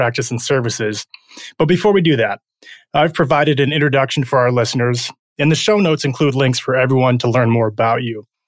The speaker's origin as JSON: {"language": "English", "region": "Michigan", "country": "United States", "tie": "born or raised there", "also_born_or_lived": "Ohio", "said": "raised in Michigan"}